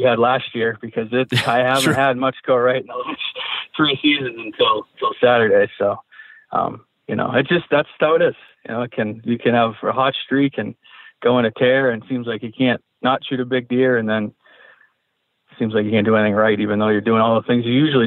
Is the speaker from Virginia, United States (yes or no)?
no; New Hampshire, United States; my home state in New Hampshire